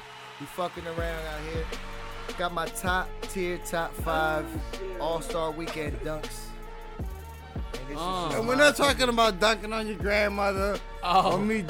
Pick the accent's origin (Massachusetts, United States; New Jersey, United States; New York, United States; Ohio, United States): New York, United States; if y'all expect me to know this shit because I'm from New York